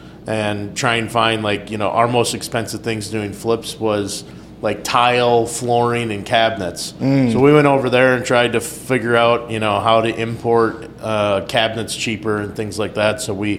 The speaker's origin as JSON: {"language": "English", "country": "United States", "said": "We're like, they're like, where are you from? And we're like, America."}